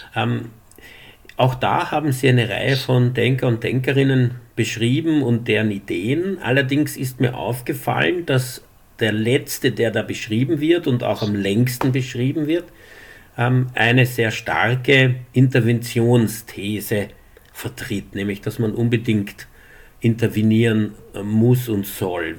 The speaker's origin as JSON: {"language": "German", "region": "Upper Styria", "country": "Austria", "said": "Ich komme aus der Obersteiermark"}